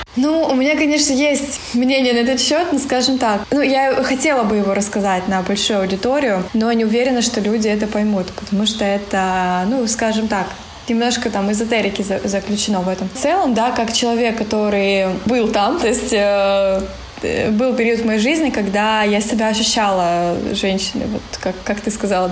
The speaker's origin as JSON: {"language": "Russian", "region": "Siberia", "country": "Russia", "tie": "born or raised there", "moved": "yes", "said": "В нашу Сибирь. Ну, я думаю, что да. Тянет меня все равно в родные края"}